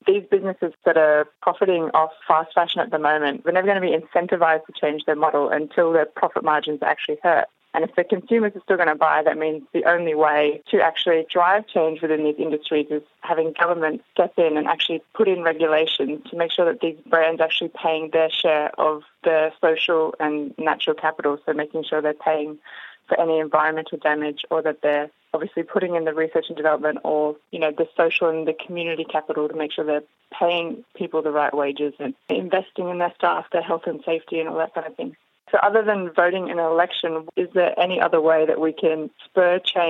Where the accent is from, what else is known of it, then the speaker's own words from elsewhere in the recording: Australia; now in Berlin, Germany; I'm an Australian living in Berlin.